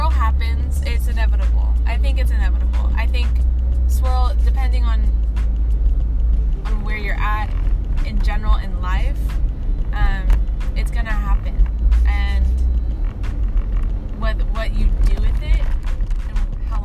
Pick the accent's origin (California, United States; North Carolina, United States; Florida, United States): California, United States; East Bay, Bay Area; now in Kona, United States; I currently live in Kona. Originally born and raised in the Bay Area, California. In the Bay Area. East Bay